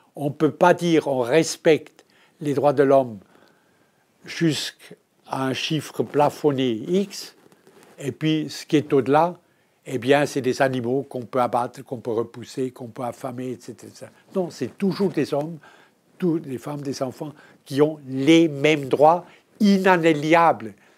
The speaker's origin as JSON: {"language": "French", "country": "Switzerland", "said": "je suis suisse. Je suis suisse."}